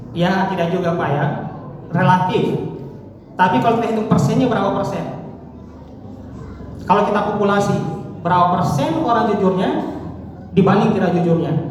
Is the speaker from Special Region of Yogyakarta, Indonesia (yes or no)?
no; South Sulawesi, Indonesia; Kita di sini mengenal ada konsep siri, malu. Betul ya? Konsep kita orang Sulsel itu adalah konsep malu.